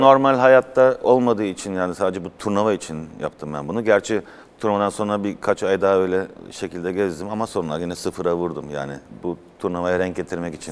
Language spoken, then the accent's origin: Turkish; Mannheim, Baden-Württemberg, Germany; moved away as an adult; also born or lived in Afyon, Turkey / Izmir, Turkey; now in Turkey; ben Mannheim'da doğdum, o da Mannheim'da. Biz Thomas'ın arasında bizim kendi şivemiz vardır Almanca